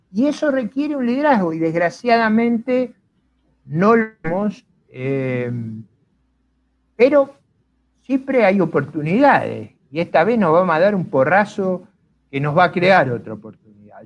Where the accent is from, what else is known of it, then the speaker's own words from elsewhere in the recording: Argentina; yo no vengo de las familias eh, ricas y fundadoras de Argentina. Mis abuelos son inmigrantes